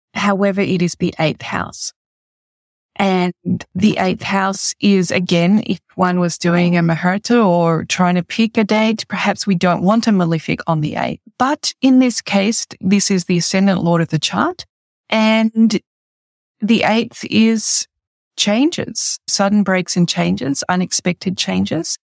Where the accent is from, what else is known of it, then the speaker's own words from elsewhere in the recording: Australia; as an Australian